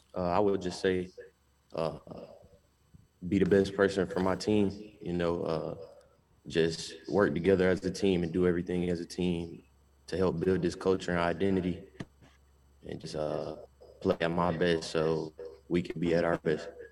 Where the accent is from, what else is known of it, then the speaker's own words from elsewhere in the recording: Albany, Georgia, United States; moved away as an adult; now in Akron, United States; I'm from Albany, Georgia, 13 hours away from here